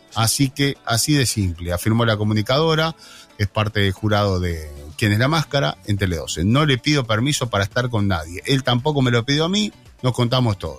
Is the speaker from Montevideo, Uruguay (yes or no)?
no; Rocha, Uruguay; yo soy nacido en Rocha Ciudad. La mayoría somos nacidos en Rocha Ciudad